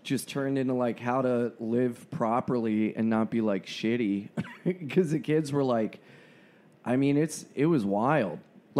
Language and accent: English; Wilmington, Delaware, United States; moved away as an adult; now in Brooklyn, United States; I've been in Brooklyn for a while. I'm from Wilmington, Delaware.